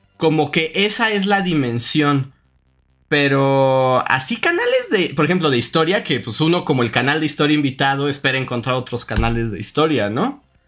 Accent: Mexico; accent: acento de frijolito (Mexican)

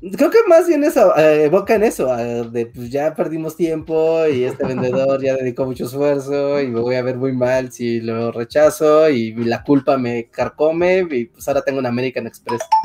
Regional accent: Mexico City, Mexico; yo soy de la Ciudad de México

